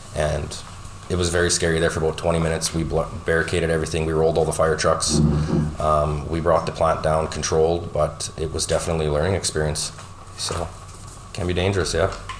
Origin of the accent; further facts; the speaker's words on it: North Battleford, Saskatchewan, Canada; now in Lloydminster, Canada; I grew up in North Battleford, Saskatchewan